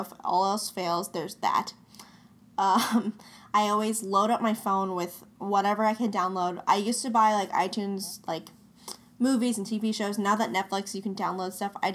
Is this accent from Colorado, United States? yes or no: yes; Denver, Colorado, United States; moved away as an adult; now in Florida, United States; I am originally from Denver, Colorado, and when I moved to Florida